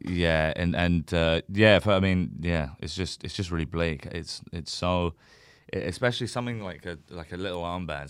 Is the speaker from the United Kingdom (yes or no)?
yes; United Kingdom; a white British guy who, who was born and raised in Britain